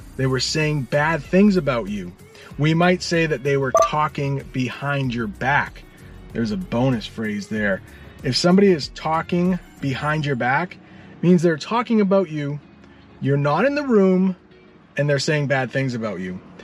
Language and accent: English; United States; I'm an American